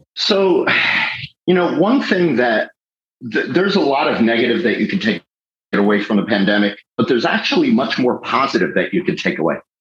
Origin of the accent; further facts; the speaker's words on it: Fort Lauderdale, Florida, United States; I grew up in Fort Lauderdale, and my father was a Fort Lauderdale police officer for 11 years